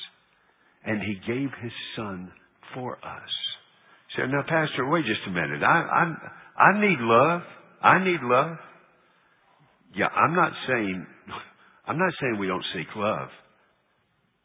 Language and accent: English; United States; I'm an American